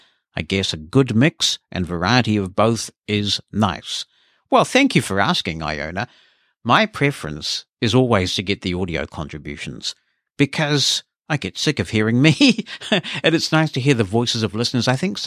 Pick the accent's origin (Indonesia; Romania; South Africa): Romania; born there; I was born in Romania, where the word blind has such crass negative connotations